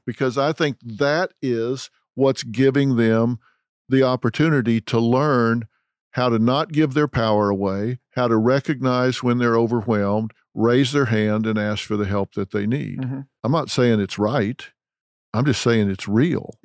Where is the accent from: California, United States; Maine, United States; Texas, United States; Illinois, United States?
Texas, United States; I'm from Texas